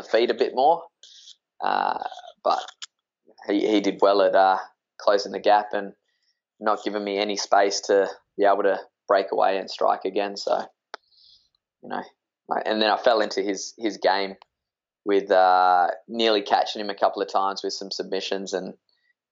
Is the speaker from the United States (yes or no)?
no; Perth, Western Australia, Australia; born or raised there